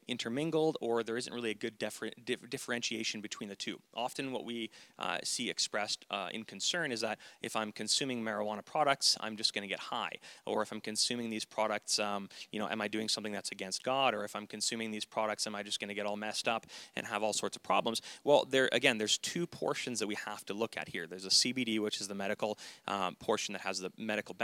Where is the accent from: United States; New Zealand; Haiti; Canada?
Canada; the Kootenays, British Columbia; we're from the Kootenays